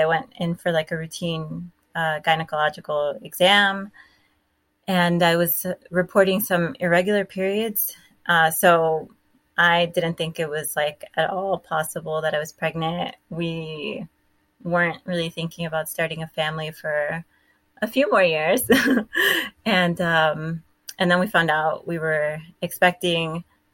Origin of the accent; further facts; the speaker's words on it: Miami, Florida, United States; moved away as an adult; also born or lived in Tennessee; So I was born in Miami. I got my master's at FIU in Miami